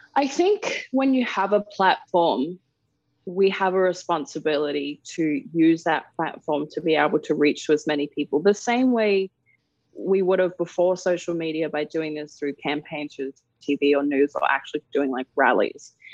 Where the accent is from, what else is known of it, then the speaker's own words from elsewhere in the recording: Darwin, Northern Territory, Australia; moved away; also born or lived in England; I grew up in Darwin. Uh, that's where, I'm from